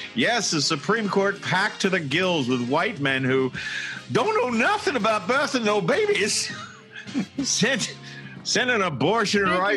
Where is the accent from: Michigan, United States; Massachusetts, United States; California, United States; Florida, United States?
Massachusetts, United States; Boston; also born or lived in Needham, Massachusetts; when I was growing up in Boston